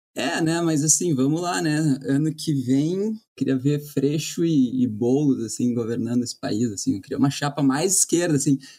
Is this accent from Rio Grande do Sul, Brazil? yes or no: yes; Porto Alegre, Rio Grande do Sul, Brazil; moved away as an adult; also born or lived in Ireland / New York; eu sou de Porto Alegre